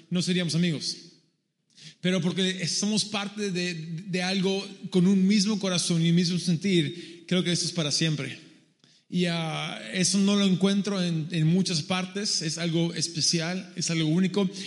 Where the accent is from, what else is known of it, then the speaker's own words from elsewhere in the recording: Peru; Spanish is a second language; also born or lived in San Diego, United States; Yo obviamente me ven y soy gringo. Ah, yo, no nací en Perú, nací en San Diego, California. Pero a los dos años mis padres y mi, hermana y yo vamos al Perú como misioneros para trabajar en ese país.